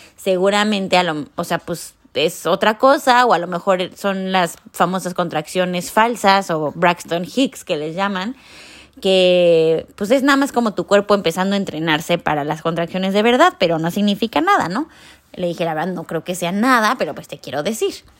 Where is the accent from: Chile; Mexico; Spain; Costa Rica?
Mexico; moved away; yo soy de México